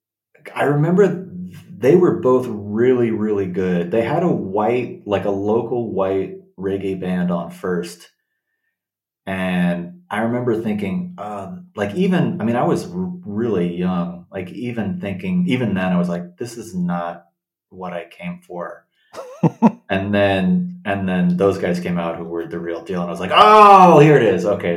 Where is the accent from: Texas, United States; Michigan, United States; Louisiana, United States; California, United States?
California, United States; Los Angeles; I grew up in Los Angeles, yeah, in the suburbs, in the valley.